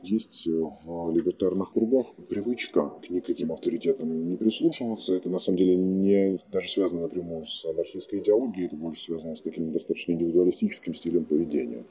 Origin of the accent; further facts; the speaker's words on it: Russia; moved away as an adult; now in Ukraine; я как россиянин